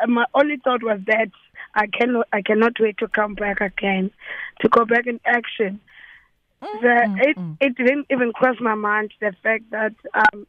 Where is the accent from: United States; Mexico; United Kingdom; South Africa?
South Africa; Transkei, Eastern Cape; moved away; also born or lived in East London; I grew up in Transkei, Tendane